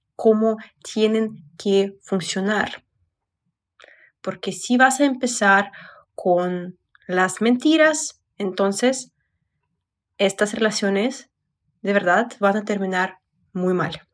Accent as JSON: {"language": "Spanish", "country": "Russia", "second_language": "Spanish", "moved": "as an adult", "lives_now": "Mexico City, Mexico", "said": "Soy psicóloga y blogger de Rusia"}